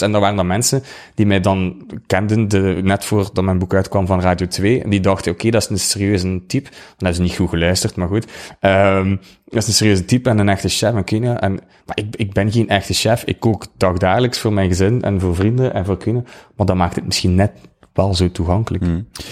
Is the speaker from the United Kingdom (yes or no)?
no; Ghent, Flanders, Belgium; accent: Ghent; now in West Flanders, Belgium; Ik, ik kom uit Gent, dat hoor je waarschijnlijk wel. Ik ben verhuisd naar West-Vlaanderen